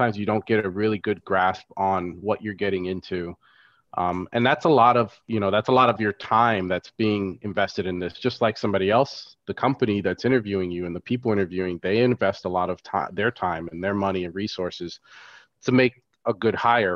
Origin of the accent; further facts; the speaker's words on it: Florida, United States; also born or lived in Chicago; I grew up in Florida.